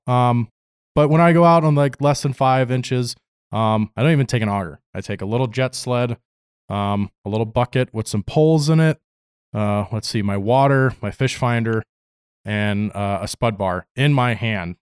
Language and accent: English; Palatine, Illinois, United States; now in Fairbanks, United States; a little suburb called Palatine